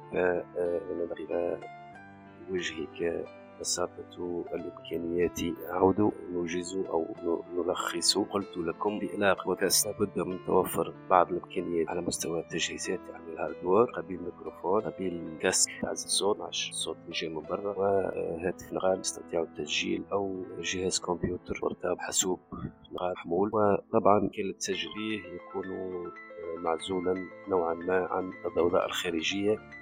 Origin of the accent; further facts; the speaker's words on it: Tunisia; عندنا في تونس